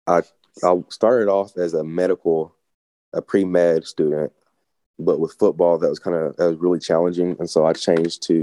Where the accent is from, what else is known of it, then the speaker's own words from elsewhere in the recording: Greeneville, Tennessee, United States; I was born and raised in Greenville, Tennessee, and it's a small town too